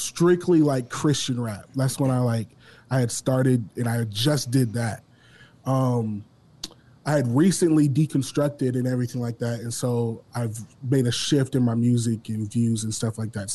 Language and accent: English; Omaha, Nebraska, United States; also born or lived in Detroit, Michigan; I grew up in Omaha. I was originally born in Detroit, but I grew up here.